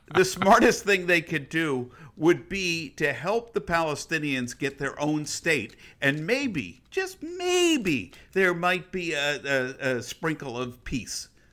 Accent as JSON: {"language": "English", "country": "United States", "said": "I'm not an Israeli. I'm an American"}